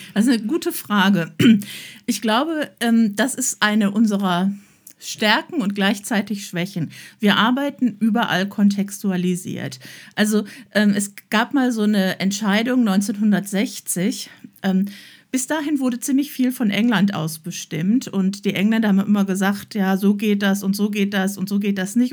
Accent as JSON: {"language": "German", "town": "Emmerich", "region": "North Rhine-Westphalia", "country": "Germany", "tie": "born or raised there", "moved": "yes", "lives_now": "Oberbergischer Kreis, Germany", "said": "ich komm ja vom Niederrhein, wo man mit einem Fahrrad zwischen den Beinen aufwächst"}